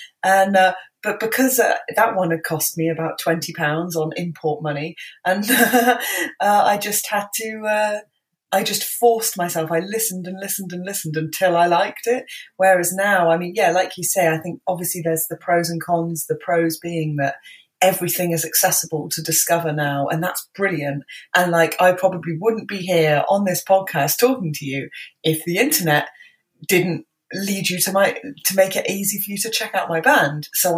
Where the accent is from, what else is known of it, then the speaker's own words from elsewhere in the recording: Bristol, South West England, United Kingdom; I was born and raised in Bristol. I don't have the accent. so yeah